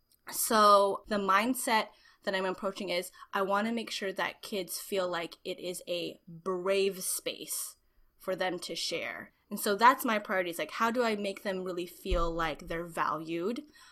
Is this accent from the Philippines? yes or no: yes; Philippines; A little bit of a background, I'm Filipino